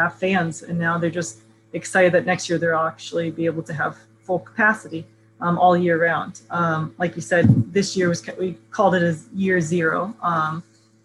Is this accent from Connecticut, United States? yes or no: no; Melbourne, Florida, United States; also born or lived in Southern California; now in New York, United States; I grew up in Central Florida, just an hour south in Melbourne.